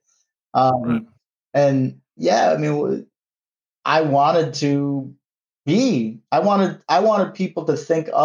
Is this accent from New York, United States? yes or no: yes; New York City, New York, United States; we were from New York